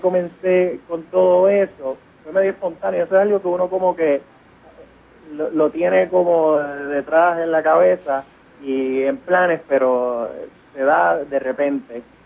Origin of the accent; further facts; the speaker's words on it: Puerto Rico; moved away as an adult; now in New York, United States; yo soy puertorriqueño, estudié en la Escuela de Medicina de la Universidad de Puerto Rico